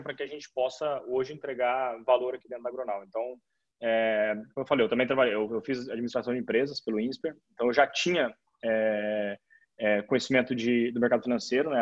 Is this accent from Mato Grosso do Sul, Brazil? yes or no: yes; Campo Grande, Mato Grosso do Sul, Brazil; now in São Paulo, Brazil; eu estou em São Paulo hoje, apesar de eu ser, eu sou de Campo Grande, da tá, Mato Grosso do Sul.